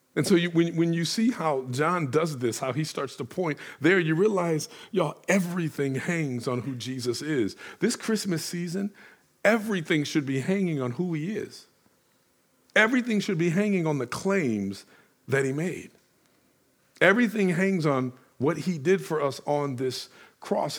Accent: Detroit, Michigan, United States; I'm from Detroit

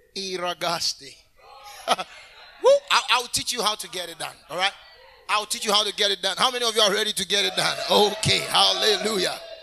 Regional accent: Kumasi, Ashanti, Ghana; I was born in Kumasi.

